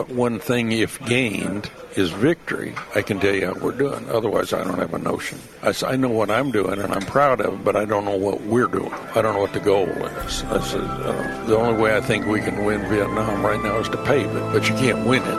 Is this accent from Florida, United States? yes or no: no; Iowa, United States; moved away; I was still from Iowa at that time.